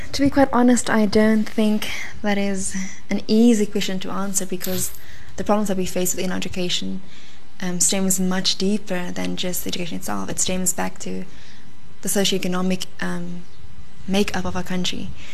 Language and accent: English; South Africa; we as South African